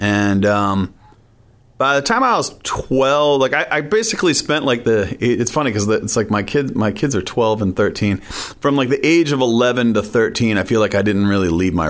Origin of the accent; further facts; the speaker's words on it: Foxborough, Massachusetts, United States; I grew up in Foxborough, Massachusetts